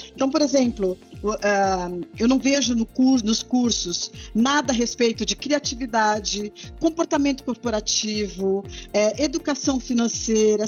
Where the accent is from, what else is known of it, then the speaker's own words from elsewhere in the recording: Santos, São Paulo, Brazil; moved away as an adult; eu sou da cidade de Santos